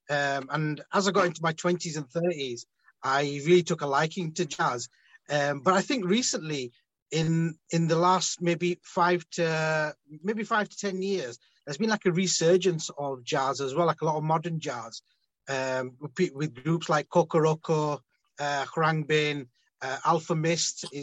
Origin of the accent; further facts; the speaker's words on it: Bristol, South West England, United Kingdom; growing up in Bristol, you're uh, blessed